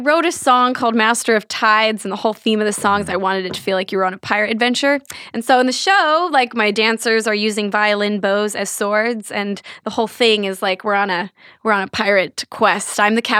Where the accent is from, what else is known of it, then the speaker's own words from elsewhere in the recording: Santa Ana, California, United States; This is actually in California. I grew up in Santa Ana when I was, you know, till I was like 8 years old.